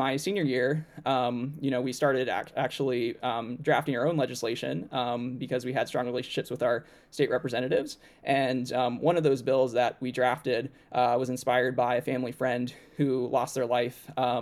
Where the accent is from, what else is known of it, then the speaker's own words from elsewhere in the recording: Norman, Oklahoma, United States; now in Washington, D.C., United States; I grew up in Norman, Oklahoma, had a wonderful childhood